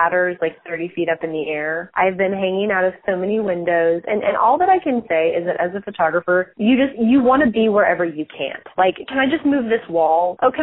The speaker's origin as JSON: {"language": "English", "town": "San Francisco", "region": "California", "country": "United States", "tie": "born or raised there", "also_born_or_lived": "Texas", "moved": "as an adult", "lives_now": "Dallas, United States", "said": "So I grew up in San Francisco and I went to college in Texas."}